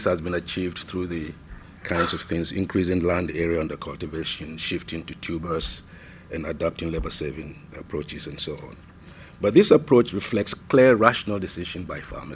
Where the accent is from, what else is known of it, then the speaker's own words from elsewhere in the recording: Ghana; being a Ghanaian and having been permanently and continuously resident in Ghana over the last 11 years